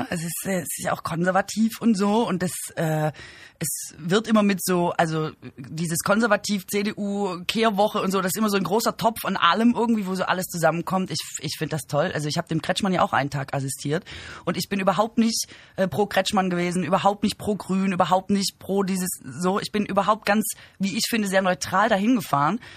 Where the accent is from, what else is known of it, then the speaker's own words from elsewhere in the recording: Baden-Württemberg, Germany; Ja, ich komme aus Baden-Württemberg.